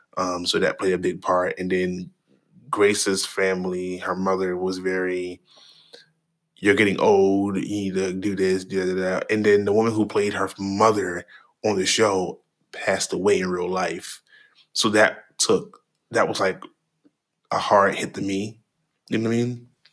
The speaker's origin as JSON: {"language": "English", "country": "Trinidad & Tobago", "said": "my accent was really thick and you couldn't hear me. {S0} Right. What is he saying? {S1} No, for real. That was literally my life. But, you know, I haven't been back. I have not been back to Trinidad in a very long time."}